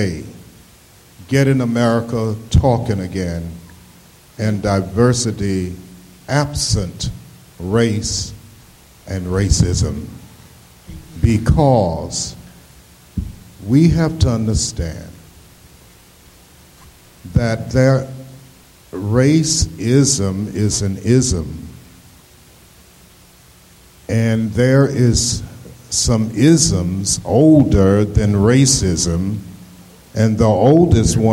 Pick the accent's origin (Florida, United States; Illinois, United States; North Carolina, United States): North Carolina, United States; Asheville; I'm from Asheville, North Carolina